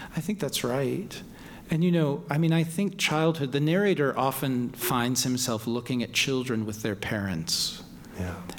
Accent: Louisville, Kentucky, United States; moved away; I was just in Louisville, my hometown

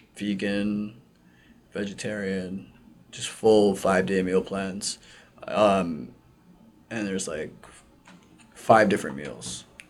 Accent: Mississauga, Ontario, Canada; I'm from Mississauga

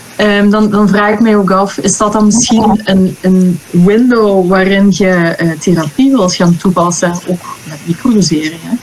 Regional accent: Belgium; moved away; also born or lived in Netherlands; ik ben van België, hè, maar ik werk in Nederland.

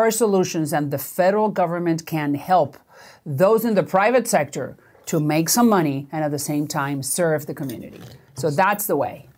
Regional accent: Miami, Florida, United States; also born or lived in Puerto Rico; I grew up in Miami. I, I have an accent because my parents could not find work like many other millions of Cubans, and we had to hop

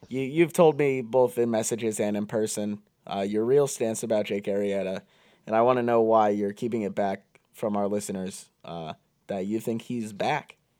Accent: Pottsville, Pennsylvania, United States; we are actually both from the same town, uh, Pottsville, Pennsylvania, I went to Nativity High School

